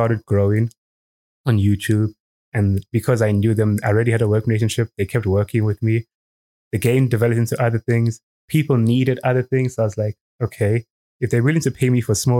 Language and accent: English; Eswatini; also born or lived in South Africa; moved here when I was 4 or 5, and I've just been here my whole life